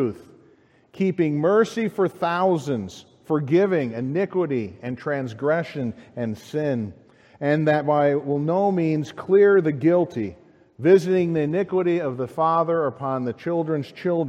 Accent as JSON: {"language": "English", "town": "Chicago", "region": "Illinois", "country": "United States", "said": "As a Chicagoan"}